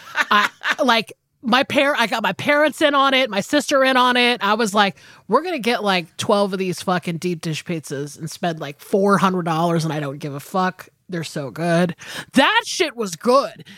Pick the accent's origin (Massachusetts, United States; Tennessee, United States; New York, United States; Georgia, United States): Georgia, United States; I'm from Georgia.